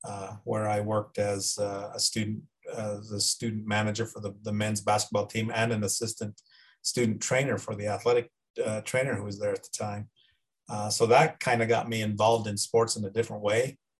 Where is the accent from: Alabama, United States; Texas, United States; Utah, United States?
Utah, United States; Price; also born or lived in Florence, Colorado; I was born in Florence, Colorado, where I was adopted. My adopted mother was from Price, so we moved back to Price when I was 4 years old. And I grew up in Carbon County, attended Carbon High School and the College of Eastern Utah